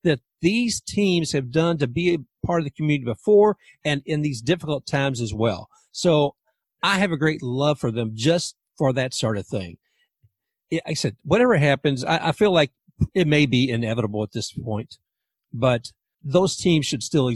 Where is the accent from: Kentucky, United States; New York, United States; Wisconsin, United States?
Kentucky, United States; Louisville; now in Tampa, United States